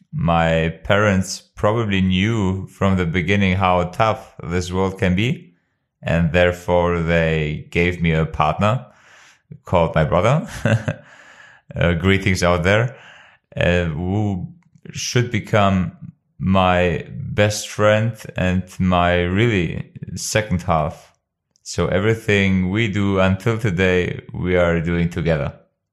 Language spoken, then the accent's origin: English; Germany; also born or lived in Kosovo; I was born in 1989 in Kosovo, and with the age of 4 in 1993, my parents decided to move to Germany.